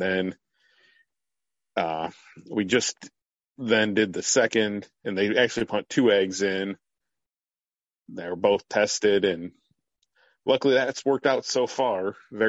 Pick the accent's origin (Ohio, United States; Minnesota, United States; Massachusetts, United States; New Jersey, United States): Ohio, United States; Fremont; I'm from Fremont, Ohio, a very small town about a half hour away from Cedar Point